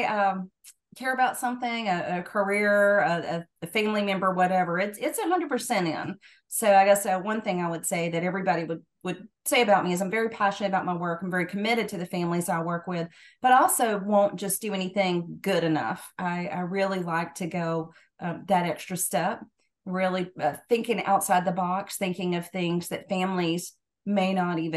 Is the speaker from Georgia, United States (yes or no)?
yes; Georgia, United States; moved away as an adult; also born or lived in Knoxville, Tennessee; now in Tennessee, United States; I'm originally from Georgia, but moved to Tennessee in 2000.